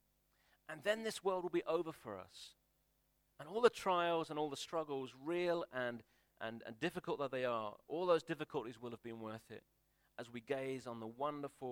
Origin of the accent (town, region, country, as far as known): United Kingdom